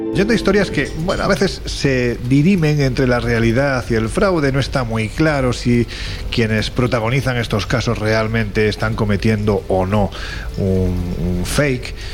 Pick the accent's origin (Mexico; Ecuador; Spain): Spain; Andalusia; soy un andaluz sin ninguna gracia